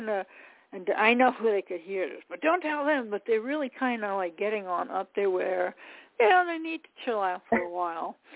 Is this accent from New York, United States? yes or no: yes; New York, United States; from New York.